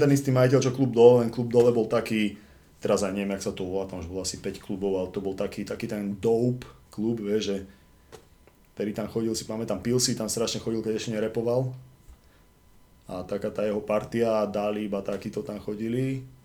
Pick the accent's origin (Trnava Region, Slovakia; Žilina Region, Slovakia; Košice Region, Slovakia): Žilina Region, Slovakia; Žilina; now in Bratislava, Slovakia; Žilina, Žilina to je proste moje rodné mesto, kde som bol fakt strašne dlho.